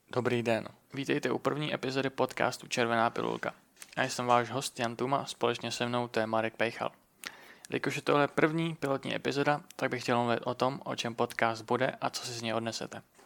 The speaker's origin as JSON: {"language": "Czech", "country": "Czechia", "said": "Jsme Češi a chceme mít český podcast"}